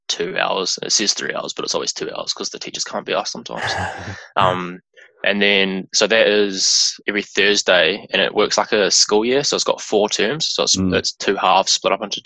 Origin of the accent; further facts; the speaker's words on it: Taupo, Waikato, New Zealand; I was born and raised in Taupo, lived there for all my schooling years and everything